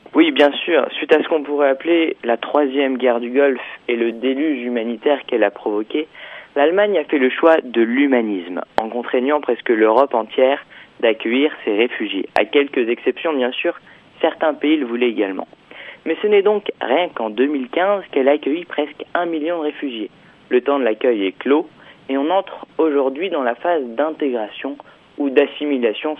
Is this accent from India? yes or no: no; France; je suis français